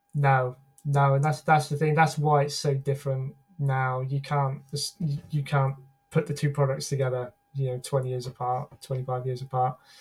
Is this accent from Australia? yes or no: no; United Kingdom; as a Brit